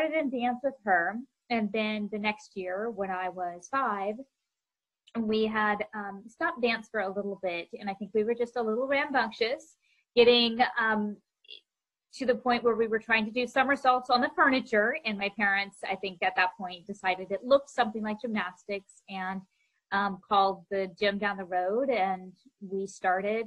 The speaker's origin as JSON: {"language": "English", "region": "Oklahoma", "country": "United States", "tie": "born or raised there", "said": "I grew up in Oklahoma, and that's where I trained and lived and went to school, and I loved it there"}